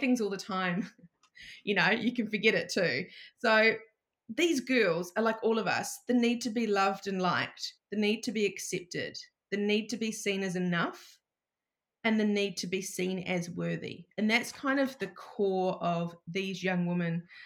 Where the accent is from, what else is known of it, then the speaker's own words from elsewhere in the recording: New Zealand; moved away as an adult; now in Shellharbour, Australia; I'm actually from New Zealand and I've been living in Australia for, it'll be 7 years in September